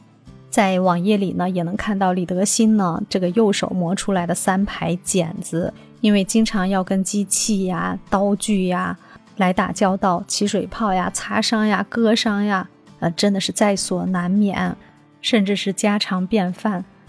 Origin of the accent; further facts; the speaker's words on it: China; 展现着我们中国人民爱好和平